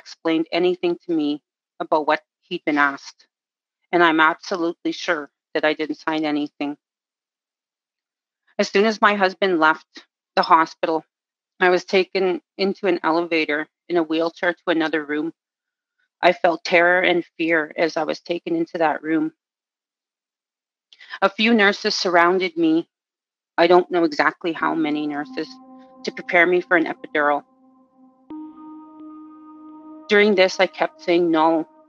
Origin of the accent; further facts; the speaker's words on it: Pipikasis First Nation, Saskatchewan, Canada; I am a 49-year-old Cree woman from Pipikasis First Nation in Saskatchewan.